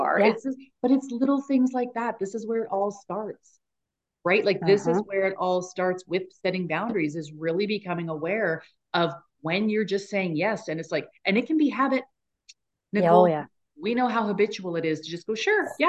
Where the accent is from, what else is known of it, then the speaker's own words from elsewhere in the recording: Canada; we're from Canada.